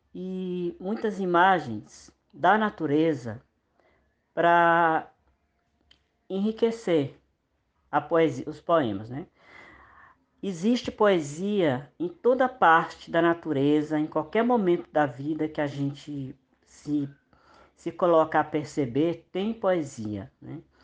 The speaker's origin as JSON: {"language": "Portuguese", "region": "Maranhão", "country": "Brazil", "said": "eu sou nordestino, sou do Maranhão"}